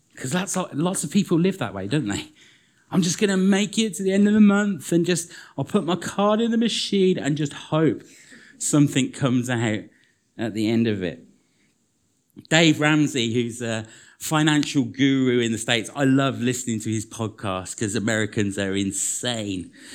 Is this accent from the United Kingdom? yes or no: yes; United Kingdom; we're British